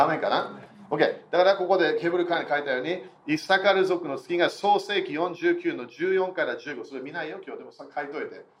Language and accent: Japanese; United Kingdom; also born or lived in Germany; 私は半分イギリス人半分ドイツ人